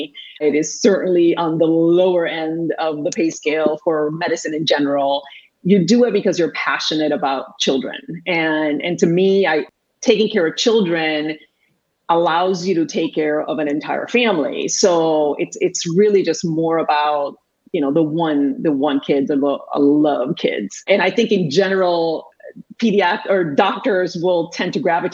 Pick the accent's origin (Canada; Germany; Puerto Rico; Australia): Puerto Rico; first language Spanish; English is a second language; moved away as an adult; I was actually born and raised in Puerto Rico. I am Puerto Rican.